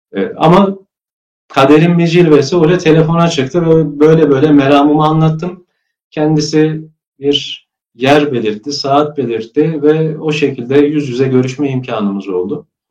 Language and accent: Turkish; Kayseri Province, Turkey; moved away as an adult; also born or lived in Germany / Trabzon; Kayseri'ye, e, memleketimiz Kayseri'ye yerleşiyoruz. İlkokul, ortaokul, e, lise eğitimimi ve üniversite, lisans eğitimimi de Kayseri'de alıyorum.